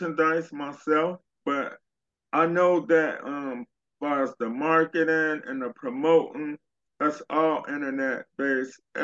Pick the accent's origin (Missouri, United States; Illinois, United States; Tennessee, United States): Illinois, United States; Chicago; I'm from Chicago as well.